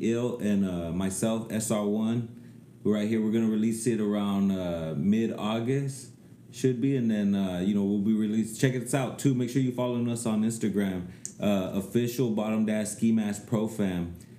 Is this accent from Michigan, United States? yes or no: no; Bakersfield, California, United States; From fucking Baker.